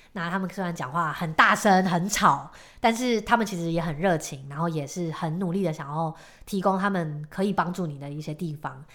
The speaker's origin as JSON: {"language": "Chinese", "country": "Taiwan", "said": "我们身为台湾人"}